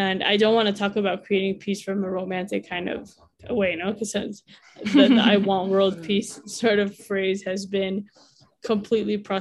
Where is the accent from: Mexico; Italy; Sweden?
Mexico; also born or lived in United States; A U.S. Mexican